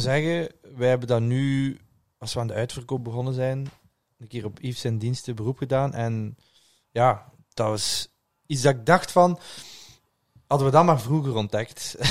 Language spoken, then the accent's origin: Dutch; Ghent, Flanders, Belgium; moved away as an adult; now in Brussels, Belgium; Gent, waar ik vandaan kwam